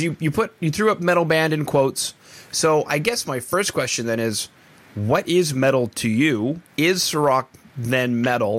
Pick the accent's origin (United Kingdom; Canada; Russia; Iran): Canada; I'm Canadian